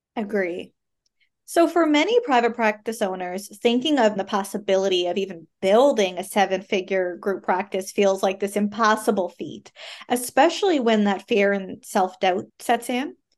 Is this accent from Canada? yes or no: yes; Canada; I am a Canadian social worker